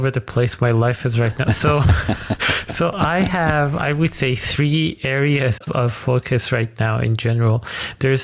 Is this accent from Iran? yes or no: yes; Iran; moved away as an adult; now in Netherlands; So I'm actually originally from Iran. I moved to the Netherlands 5 years ago.